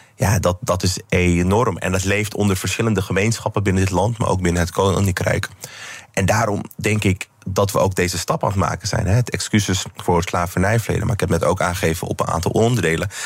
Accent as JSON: {"language": "Dutch", "town": "Amsterdam", "region": "North Holland", "country": "Netherlands", "said": "ik in ieder geval als Amsterdammer"}